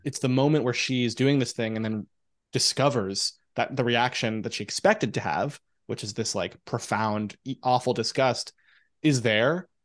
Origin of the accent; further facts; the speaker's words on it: New York City, New York, United States; I grew up in Forest Hills, Queens